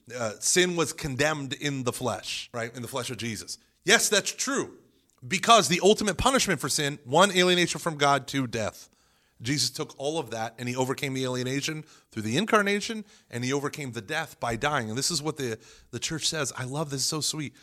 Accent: Broken Arrow, Oklahoma, United States; growing up in the Protest, in, in a very Protestant, very, very fundamentalist Protestant in Broken Arrow, Oklahoma

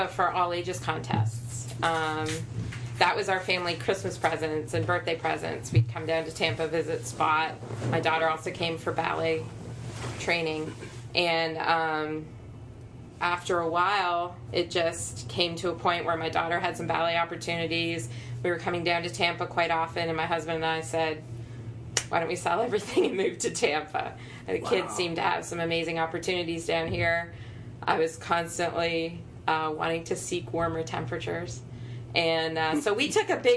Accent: Canada; We're Canadian

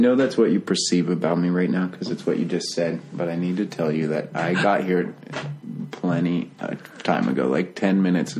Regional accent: Pittsburgh, Pennsylvania, United States; now in Richmond, United States; I am a young man, and I moved here to Richmond from Pittsburgh about 2.5 years ago.

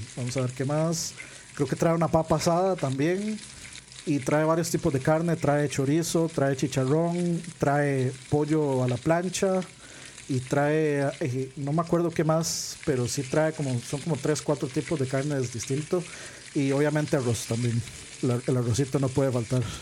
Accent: Costa Rica; uno como tico

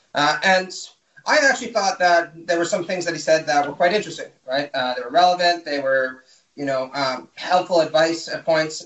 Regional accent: Canada; moved away as an adult; also born or lived in Mexico / Toronto; now in United States; I'm from Canada originally, so I did mine uh, at York University in uh, Toronto

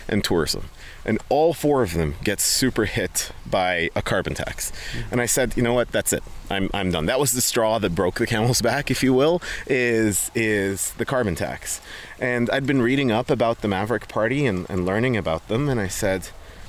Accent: Dubai, United Arab Emirates; moved away as an adult; now in Airdrie, Canada; I was born and raised in Dubai

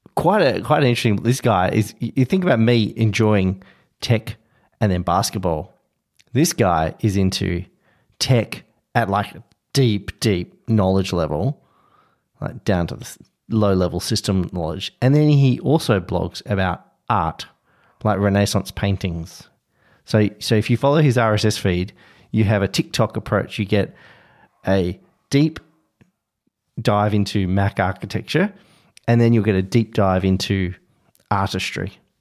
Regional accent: Australia; as an Australian

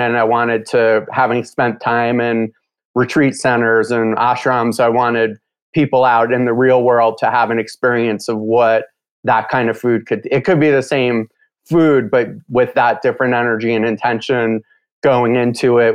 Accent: New York, United States; I grew up in New York

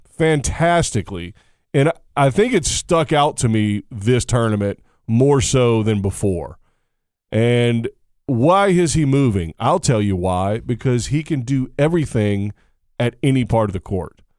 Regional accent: United States; as an American

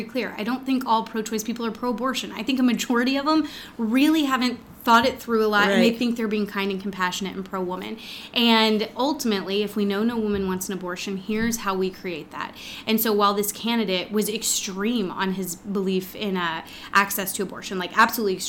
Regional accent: Texas, United States; growing up in Texas

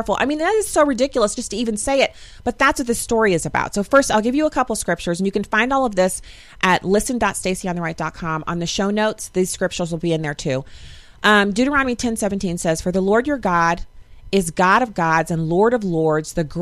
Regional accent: United States; I'm righteously American

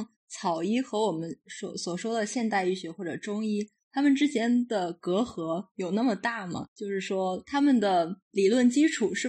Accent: northern China, China; 因为我是北方人。

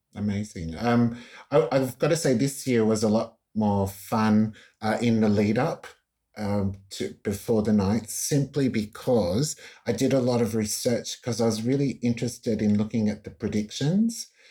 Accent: Australia; I'm Italo Australian

